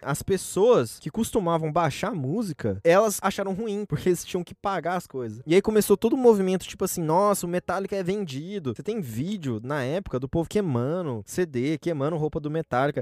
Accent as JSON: {"language": "Portuguese", "country": "Brazil", "said": "a gente é brasileiro"}